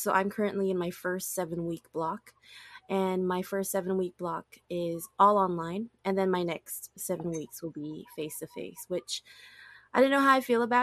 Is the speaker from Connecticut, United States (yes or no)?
no; Oahu, Hawaii, United States; first language English; moved away as an adult; also born or lived in California / Oregon; I was born and raised on Oahu, and I've lived on the island my whole life up until I graduated high school